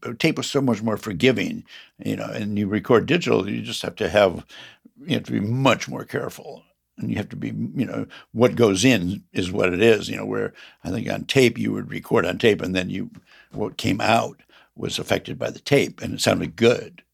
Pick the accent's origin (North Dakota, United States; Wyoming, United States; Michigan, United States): Michigan, United States; Grand Rapids; now in San Francisco, United States; grew up in Grand Rapids, Michigan, heart of the Midwest Republican country.